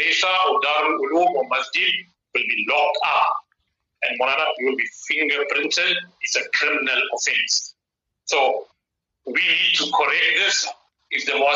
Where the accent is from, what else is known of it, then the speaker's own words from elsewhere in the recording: South Africa; our duty as South African citizens